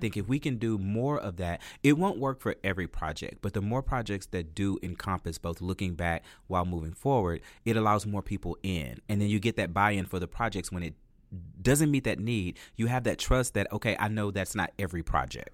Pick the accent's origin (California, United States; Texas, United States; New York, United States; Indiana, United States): Texas, United States; La Marque; now in Houston, United States; I'm from Lamarck, Texas